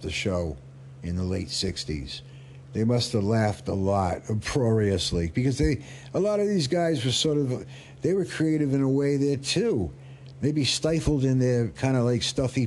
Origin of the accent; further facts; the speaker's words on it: Rhode Island, United States; moved away; I was from Rhode Island and we said Oregon